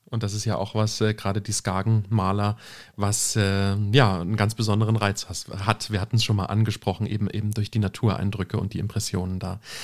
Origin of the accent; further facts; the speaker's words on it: Germany; wir als Deutsche